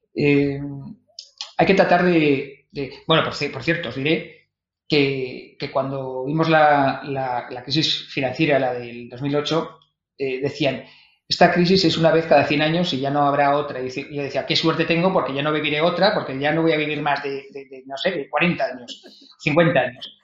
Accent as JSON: {"language": "Spanish", "town": "Vitoria-Gasteiz", "region": "Basque Country", "country": "Spain", "also_born_or_lived": "Madrid", "moved": "yes", "lives_now": "Barcelona, Spain", "said": "yo soy de Vitoria"}